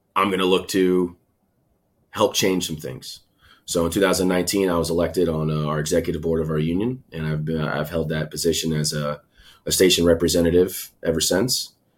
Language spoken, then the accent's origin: English; Tampa, Florida, United States; also born or lived in Schenectady, New York; Moved down to Tampa, Florida when I was two, three years old. So I was raised down here in Tampa.